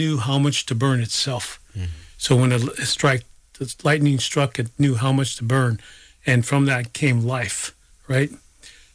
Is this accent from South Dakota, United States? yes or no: yes; South Dakota, United States; I'm from South Dakota